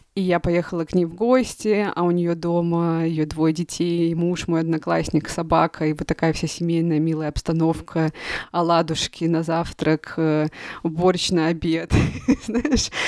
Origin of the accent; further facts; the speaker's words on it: Russia; moved away as an adult; also born or lived in Moscow; И четыре года не была в России, не видела своих родных, близких